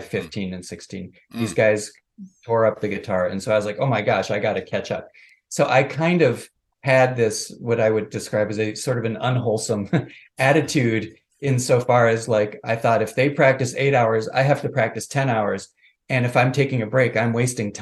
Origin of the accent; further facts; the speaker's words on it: Minneapolis, Minnesota, United States; I grew up in Minneapolis, Minnesota